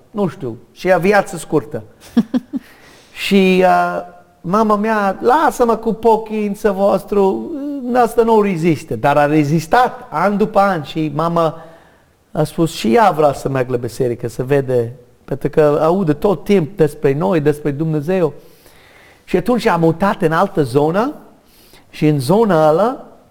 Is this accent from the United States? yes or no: yes; United States; Romanian is a second language; moved away; also born or lived in Romania; N-am cerut să fii născut în America. De fapt, am sânge de irlandez. Nu știu de ce am fost născut în America